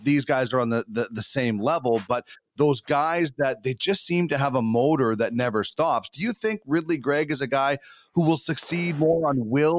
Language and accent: English; Brandon, Manitoba, Canada; growing up in the Weed City